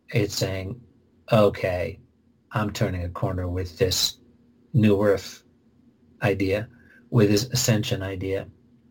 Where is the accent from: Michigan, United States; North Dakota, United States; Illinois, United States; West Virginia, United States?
Illinois, United States; Oak Park; I'm from Oak Park, Illinois